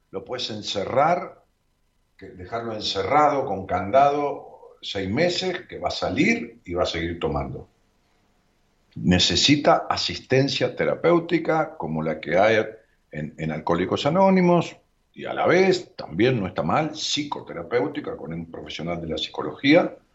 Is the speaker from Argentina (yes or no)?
yes; Rosario, Santa Fe, Argentina; De Rosario.